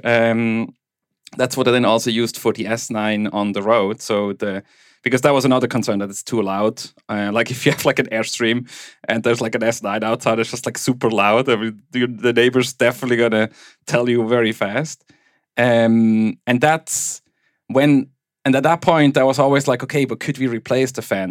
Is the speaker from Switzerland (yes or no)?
yes; German-speaking Switzerland, Switzerland; accent: Swiss German; first language Swiss German; English is a second language; where I grew up in Switzerland